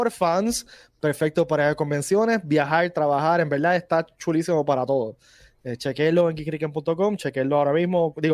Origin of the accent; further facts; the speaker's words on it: Cabo Rojo, Puerto Rico; yo, yo, que soy, de Cabo Rojo